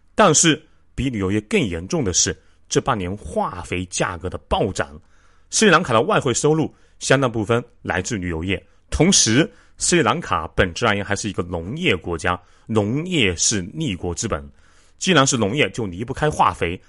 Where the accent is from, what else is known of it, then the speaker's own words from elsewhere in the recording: China; 我们中国人